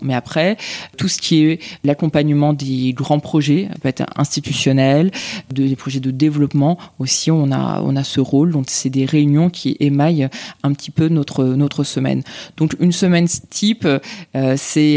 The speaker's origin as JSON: {"language": "French", "country": "France", "tie": "born or raised there", "said": "je suis engagée là où j'ai grandi, là où je vis"}